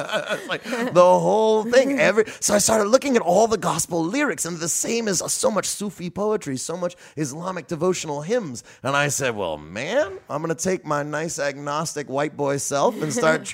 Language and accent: English; India; also born or lived in Yemen / Egypt; I'm not from New Orleans. I'm from further away than Napoleonville. Okay. I grew up in India and Yemen and Egypt.